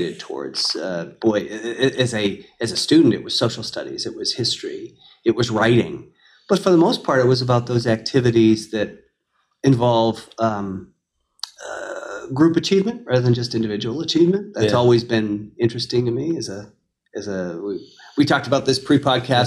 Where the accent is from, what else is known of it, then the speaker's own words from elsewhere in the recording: Marlborough, Massachusetts, United States; I grew up in Marlboro